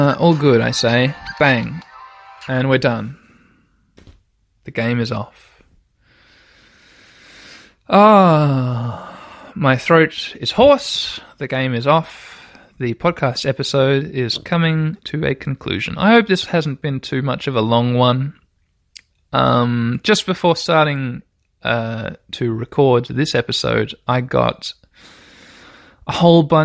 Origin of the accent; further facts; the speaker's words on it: Australia; growing up in Australia